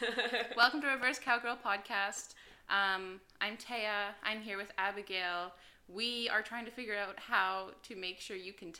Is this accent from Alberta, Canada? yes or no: yes; Alberta, Canada; moved away as an adult; also born or lived in Edmonton; now in Montreal, Canada; I am an Alberta cowgirl. I don't know. Because I'm from Alberta